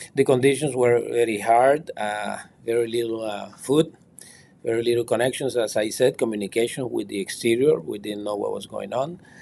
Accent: Nicaragua; moved away as an adult; now in United States; I was finally banished from Nicaragua in February of this year

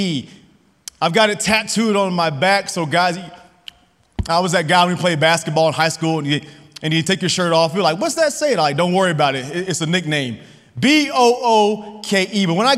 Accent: Lubbock, Texas, United States; I grew up here in Lubbock, Texas, played basketball at Monterey

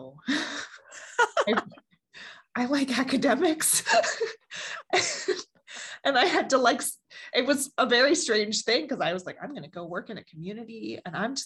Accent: Baltimore, Maryland, United States; I was born and raised in Baltimore

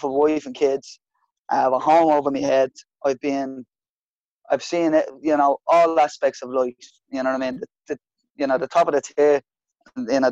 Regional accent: Dublin, Leinster, Ireland; I'm from Ballymun

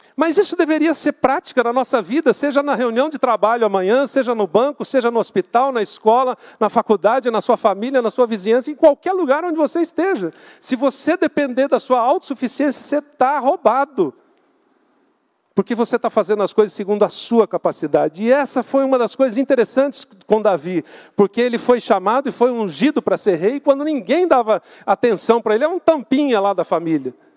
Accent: Guarulhos, São Paulo, Brazil; moved away; Eu cresci lá em Guarulhos

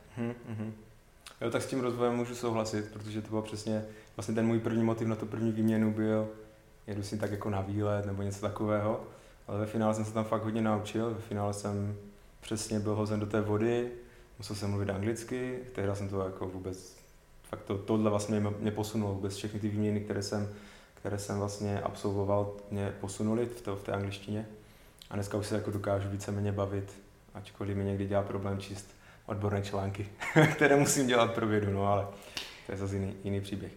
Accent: Karviná region, Moravian-Silesian Region, Czechia; tady u nás na Karvinsku

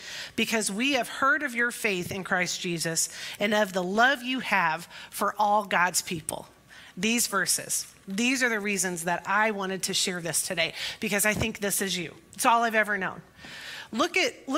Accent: Pekin, Illinois, United States; Pekin's my hometown, and Pekin First Nazarene is my home church

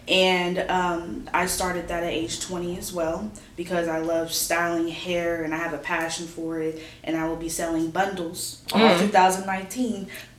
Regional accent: Los Angeles, California, United States; I'm actually born and raised in Los Angeles.

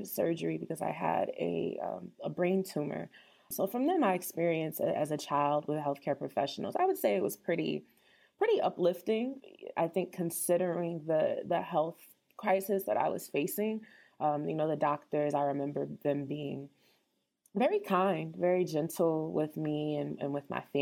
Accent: New Jersey, United States; also born or lived in Syracuse, New York; I am from New Jersey, initially born and raised

